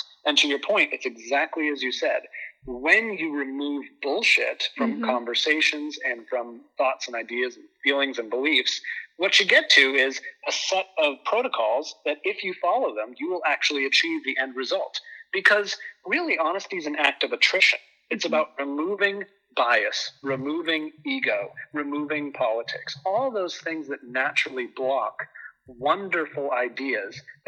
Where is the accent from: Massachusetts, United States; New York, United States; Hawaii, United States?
Massachusetts, United States; Boston; moved away as an adult; now in Southern Connecticut, United States; I grew up in Boston. I'm a Boston boy